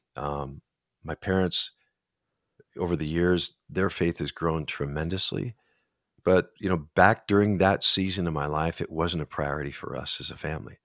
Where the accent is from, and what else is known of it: Minnesota, United States